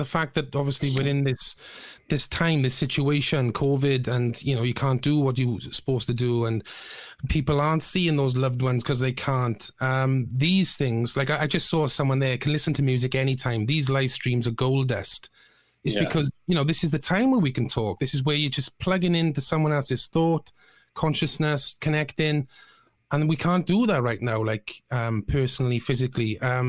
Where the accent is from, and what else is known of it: Bridgend, Wales, United Kingdom